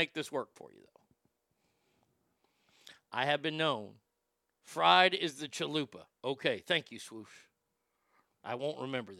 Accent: Texas, United States; it upset who I am as a Texan.

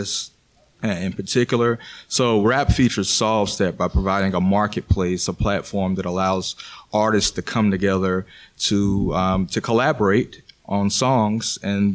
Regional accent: Pensacola, Florida, United States; I'm from the Panhandle of Pensacola.

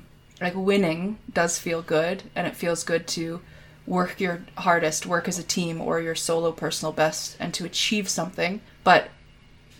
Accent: Canada; I'm Canadian

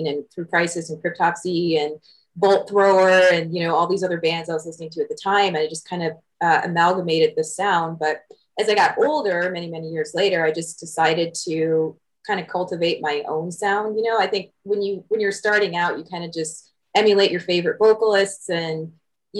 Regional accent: Southfield, Michigan, United States; I grew up in Michigan. So I grew up in like this little chilly hinterland town called Southfield.

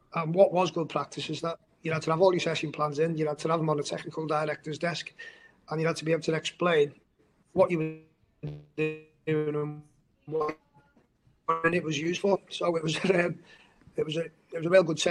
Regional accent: Kirkby, North West England, United Kingdom; Where the academy is based in Kirby is my hometown. So when I was growing up, that was public playing fields

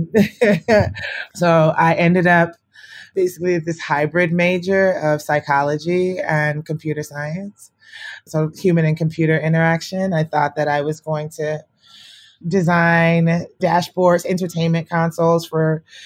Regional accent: Atlanta, Georgia, United States; also born or lived in Nigeria; Immigrant from Nigeria. I was raised in Southwest Atlanta.

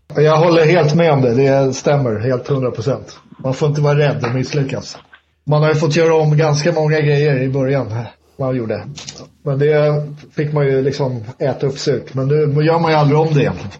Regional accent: Stockholm, Stockholm County, Sweden; Jag är ju stockholmare

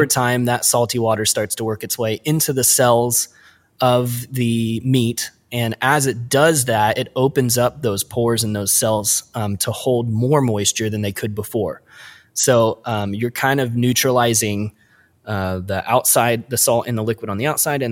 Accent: Midwest, United States; also born or lived in Portland; us Midwest kids

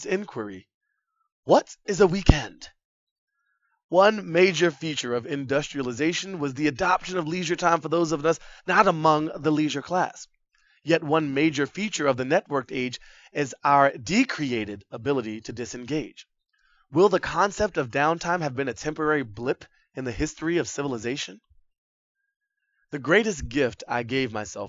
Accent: Boston, Massachusetts, United States; moved away; Boston was once my hometown

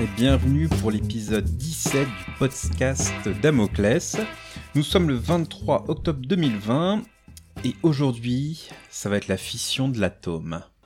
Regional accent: France; en tant que Français, ça me fait jubiler

